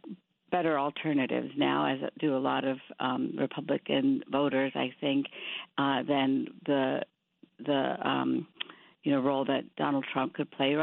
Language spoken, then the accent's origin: English; India; now in United States; I grew up in India, but half my family moved to Pakistan being Muslim